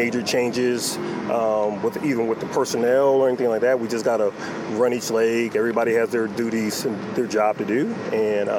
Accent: Rochester, New York, United States; born or raised there; moved away

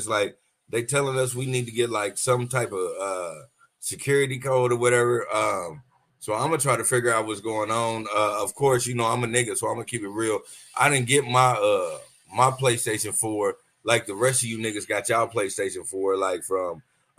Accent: United States; also born or lived in Kansas City / Tulsa, Oklahoma; I'm a product of Kansas City and I'm also a product of, Tulsa, Oklahoma

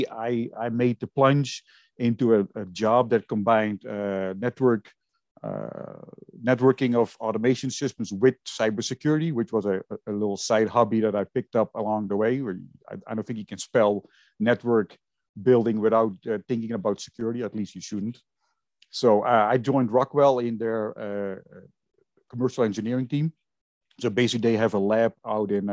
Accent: Netherlands; moved away; I was originally born and raised in Holland

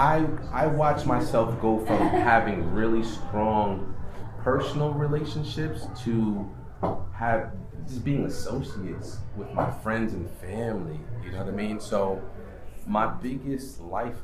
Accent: Stamford, Connecticut, United States; I grew up in Stanford, and where I grew up is really cutthroat

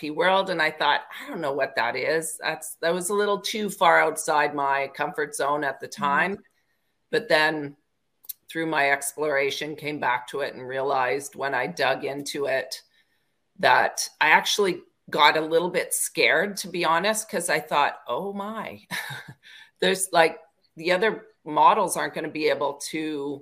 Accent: Parry Sound, Ontario, Canada; I grew up in a small town in Ontario, Parry Sound

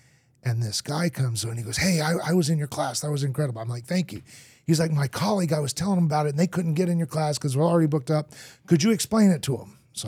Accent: Argentina; I grew up in Argentina. My parents were missionaries, moved there as a little kid. I learned to speak Spanish.

